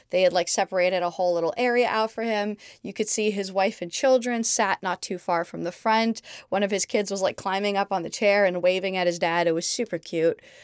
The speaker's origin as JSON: {"language": "English", "town": "Montreal", "region": "Quebec", "country": "Canada", "tie": "born or raised there", "also_born_or_lived": "London, United Kingdom", "moved": "yes", "lives_now": "Los Angeles, United States"}